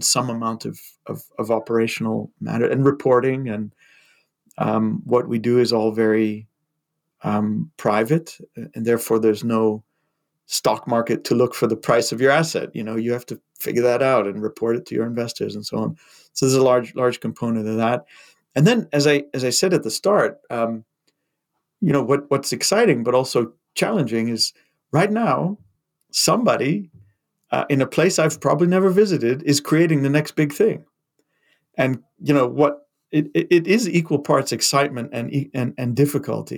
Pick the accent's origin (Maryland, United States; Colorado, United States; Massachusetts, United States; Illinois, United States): Massachusetts, United States; moved away as an adult; I grew up in Massachusetts and did my first degree there and started my career there